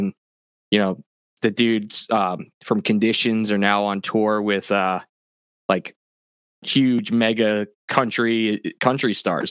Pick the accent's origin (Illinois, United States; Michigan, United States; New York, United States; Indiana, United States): New York, United States; I had a few contacts, because I grew up on Long Island